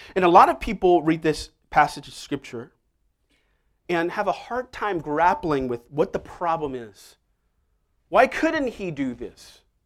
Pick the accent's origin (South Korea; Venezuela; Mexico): South Korea; Seoul; moved away; I remember even growing up in Seoul, if you got a answer wrong, you would get hit